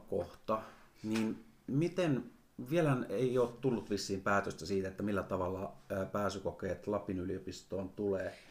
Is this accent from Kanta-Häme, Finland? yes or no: no; Oulainen, North Ostrobothnia, Finland; also born or lived in Helsinki; now in Rovaniemi, Finland; nyt mä muutin Helsingistä, mä oon siellä asunut, mutta alun perin mä oon Oulaisista kotoisin